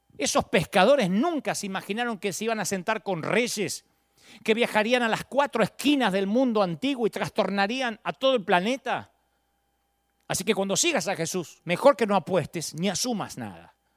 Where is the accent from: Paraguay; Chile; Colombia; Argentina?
Argentina; Billinghurst, Buenos Aires Province; yo nací en Billingwood, San Martín